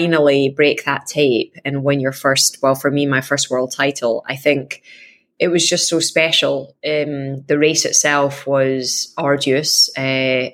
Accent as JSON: {"language": "English", "region": "Scotland", "country": "United Kingdom", "said": "I am Scottish"}